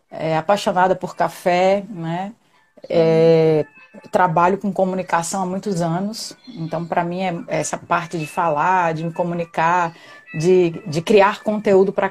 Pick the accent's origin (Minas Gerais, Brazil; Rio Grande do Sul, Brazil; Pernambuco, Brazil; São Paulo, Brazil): Pernambuco, Brazil; now in Natal, Brazil; Eu sou quem... pernambucana